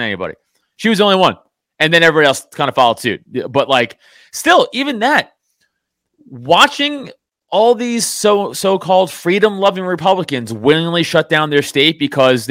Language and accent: English; New York City, New York, United States; I grew up in Staten Island, literally a mile and a half from the Staten Island dump